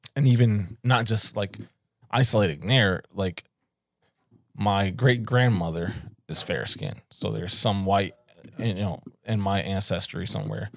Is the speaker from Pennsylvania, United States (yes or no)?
yes; Philadelphia, Pennsylvania, United States; I'm coming from West Philly